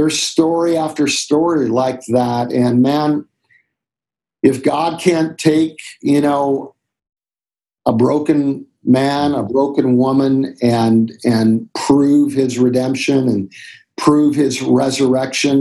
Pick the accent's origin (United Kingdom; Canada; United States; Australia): Canada; We grew up in Canada, and we'd go to the mountains in Alberta, Banff